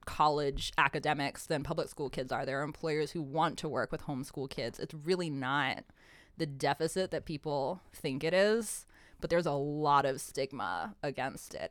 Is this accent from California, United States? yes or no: no; Pennsylvania, United States; I grew up in Pennsylvania